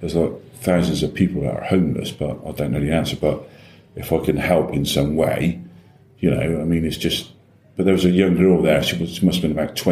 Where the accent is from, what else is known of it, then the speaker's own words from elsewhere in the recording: Bristol, South West England, United Kingdom; I was brought up in Brislington